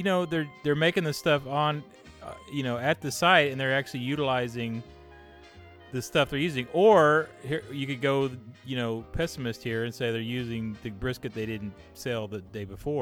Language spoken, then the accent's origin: English; the South, United States; I'm from the South.